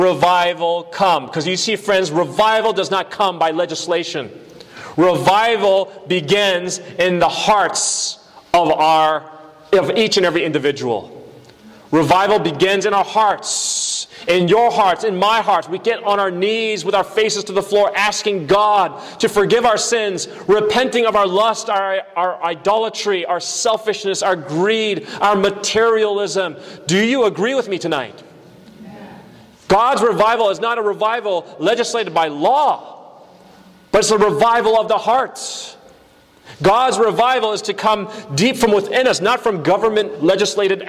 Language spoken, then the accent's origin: English; United States; born or raised there